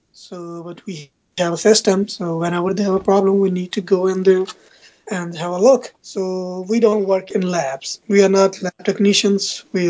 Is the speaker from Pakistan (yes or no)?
yes; Punjab, Pakistan; moved away as an adult; also born or lived in Lahore, Pakistan / Dubai, UAE; now in Sugar Land, United States; I'm from Pakistan, Punjab.